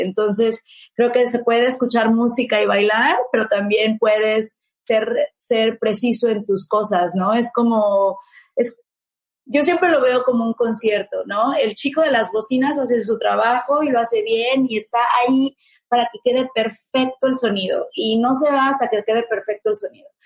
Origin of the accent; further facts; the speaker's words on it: Mexico; moved away; usábamos en México